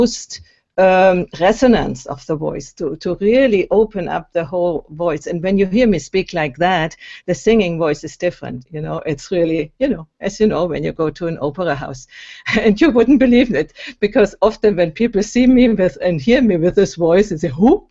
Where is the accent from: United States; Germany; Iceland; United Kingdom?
Germany; moved away as an adult; also born or lived in Berlin, Germany; now in Italy; I'm from Germany, and I grew up in Germany and went to university in Berlin